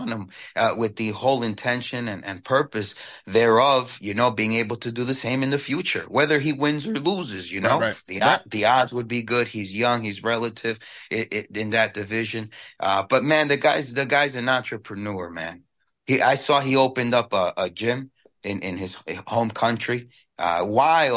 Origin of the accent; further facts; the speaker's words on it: New York City, New York, United States; growing up in Queens, New York